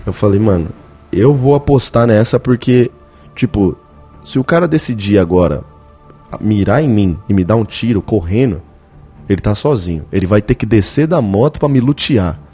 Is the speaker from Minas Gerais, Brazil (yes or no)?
no; São Paulo, Brazil; eu tô em Curitiba, tá ligado? Eu sou paulistano